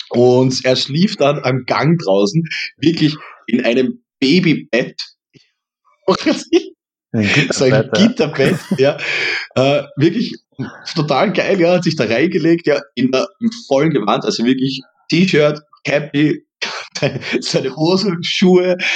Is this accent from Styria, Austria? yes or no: yes; Styria, Austria; accent: Austrian Styrian; ich habe eher die Angst, dass ich irgendwo in das typisch österreichisch-steirische, äh, das, wie, wie soll ich sagen